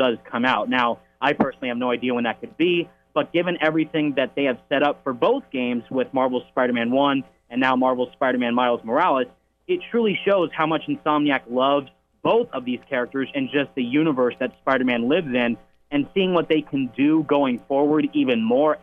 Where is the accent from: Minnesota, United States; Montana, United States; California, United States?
California, United States; Pacifica; I am from Pacifica, California, born and raised, been here my whole life